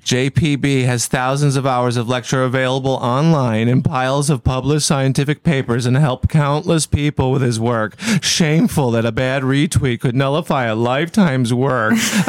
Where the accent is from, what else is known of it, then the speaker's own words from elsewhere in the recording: Midwest, United States; I'm from the Midwest. Don't act like I've never shot a rodent with a BB gun.